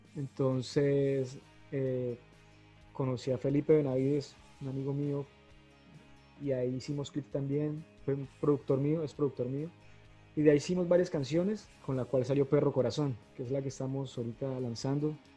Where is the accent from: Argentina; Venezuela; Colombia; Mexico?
Colombia; Cúcuta, Norte de Santander; moved away as an adult; also born or lived in Bogotá; yo nací en Cúcuta y aquí empecé a hacer mis, como mis primeros pinitos con las bandas en rock en español